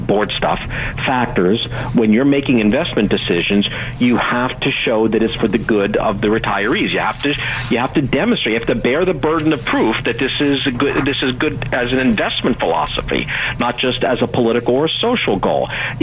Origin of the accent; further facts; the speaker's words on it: Pittsburgh, Pennsylvania, United States; I'm from Pittsburgh